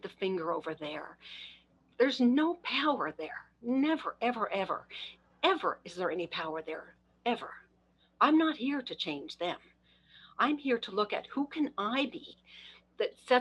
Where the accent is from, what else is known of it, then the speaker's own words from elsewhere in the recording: Canada; I'm Canadian